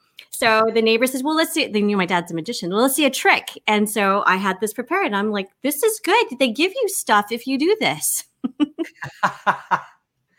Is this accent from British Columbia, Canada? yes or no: yes; Victoria, British Columbia, Canada; now in Toronto, Canada; I grew up in Victoria, BC